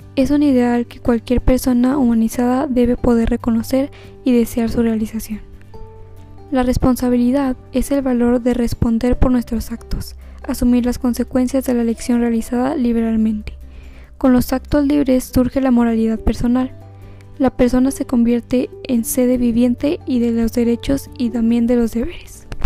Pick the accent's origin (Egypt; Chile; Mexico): Mexico; Saltillo, Coahuila; soy de Saltillo, Coahuila